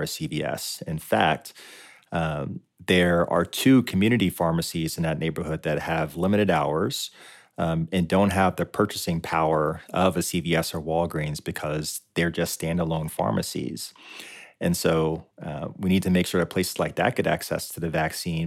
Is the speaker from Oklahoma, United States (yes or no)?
no; Lynchburg, Virginia, United States; I grew up in Lynchburg, Virginia